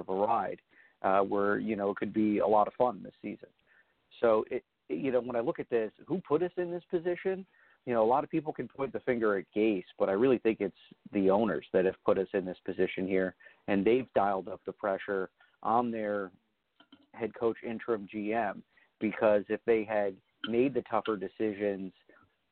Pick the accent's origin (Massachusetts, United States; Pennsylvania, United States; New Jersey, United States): New Jersey, United States; now in New York, United States; growing up in North Jersey